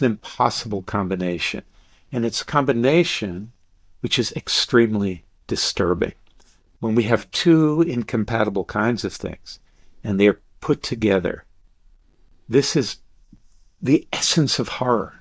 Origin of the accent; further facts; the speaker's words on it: Deep South, United States; I grew up in the Deep South